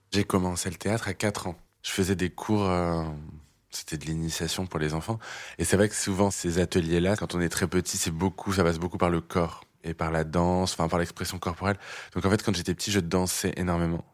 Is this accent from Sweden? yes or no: no; Clermont-Ferrand, Auvergne-Rhône-Alpes, France; born or raised there